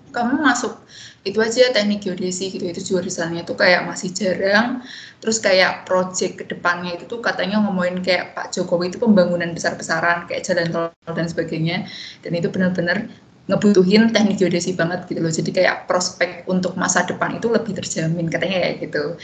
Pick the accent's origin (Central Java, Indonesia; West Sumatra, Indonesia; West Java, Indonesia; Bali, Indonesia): Central Java, Indonesia; Semarang; domisili di Semarang dan menghabiskan 22 tahun di Semarang juga jadi SD SMP SMA